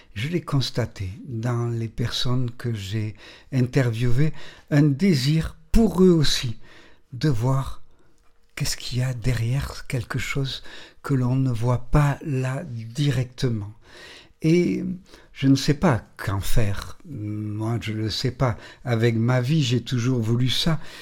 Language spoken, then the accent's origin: French; Nice, Provence-Alpes-Côte d'Azur, France; je suis né à Nice, la montagne n'est pas loin